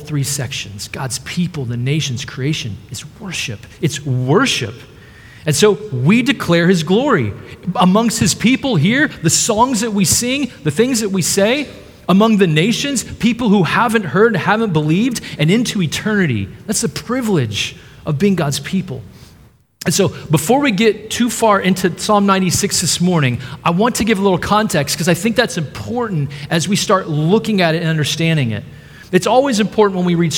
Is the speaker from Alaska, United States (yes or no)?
no; Dallas, Texas, United States; moved away; I'm from the Dallas area in Texas